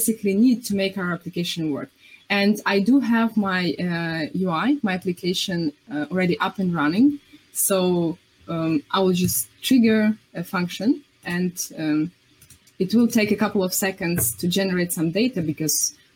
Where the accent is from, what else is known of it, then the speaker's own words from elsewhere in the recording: Ukraine; I'm from Ukraine